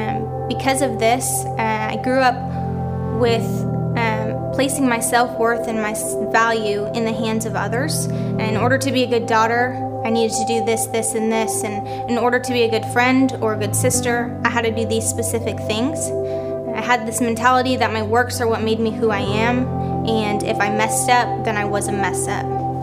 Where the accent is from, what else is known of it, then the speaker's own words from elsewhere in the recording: Minnesota, United States; I am 21 years old. I'm from Minnesota